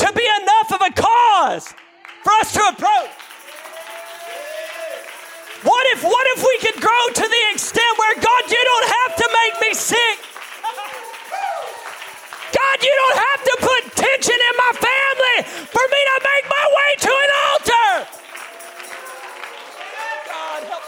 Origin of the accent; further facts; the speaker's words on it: United States; We're American